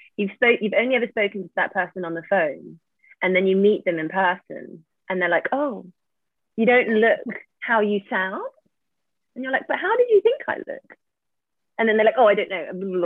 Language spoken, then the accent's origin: English; Cambridge, East of England, United Kingdom; Often I just answer, I'm like, oh, I'm from Cambridge. And they're like, oh, okay. And I'm like, oh, but actually I'm from this village near Cambridgeshire.